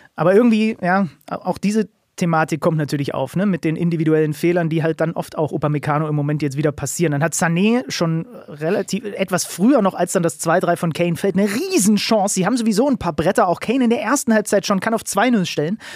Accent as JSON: {"language": "German", "region": "Saxony", "country": "Germany", "tie": "born or raised there", "said": "für den gebürtigen Sachsen"}